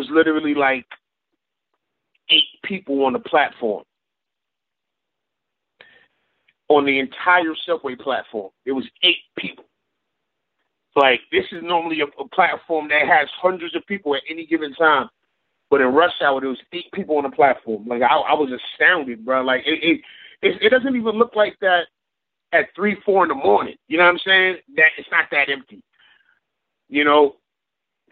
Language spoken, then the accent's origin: English; New York City, New York, United States; Born and raised in New York City, man, from Brooklyn, from the start.